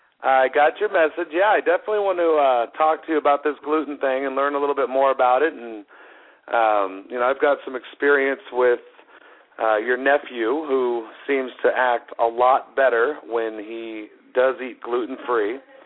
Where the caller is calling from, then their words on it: Colorado, United States; calling from Colorado.